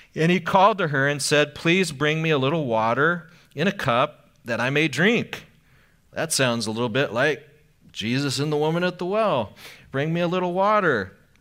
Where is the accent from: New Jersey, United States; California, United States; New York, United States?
California, United States; Anaheim; I grew up in Anaheim